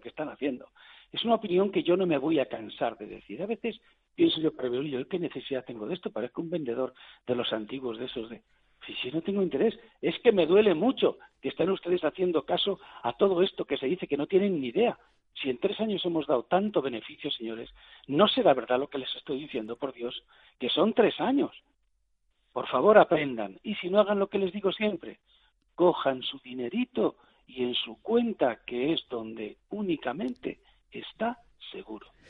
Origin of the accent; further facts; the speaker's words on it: Spain; soy español